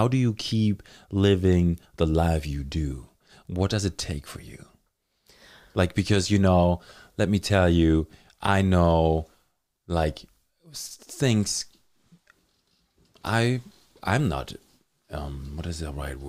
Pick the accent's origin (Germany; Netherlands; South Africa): Germany; English is a second language; now in Thunder Bay, Canada; I grew up in Germany.